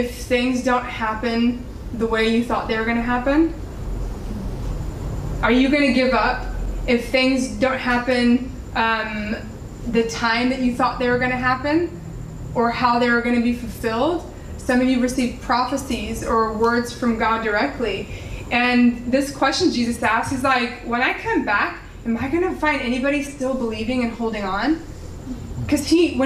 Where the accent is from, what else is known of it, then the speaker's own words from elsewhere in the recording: Laredo, Texas, United States; moved away as an adult; my hometown, Laredo